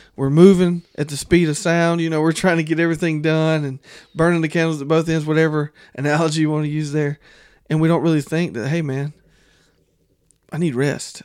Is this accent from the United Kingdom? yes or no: no; the South, United States; growing up in the South